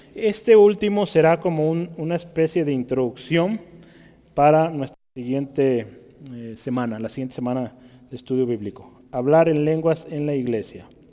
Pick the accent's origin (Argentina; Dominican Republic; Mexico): Mexico; como somos los mexicanos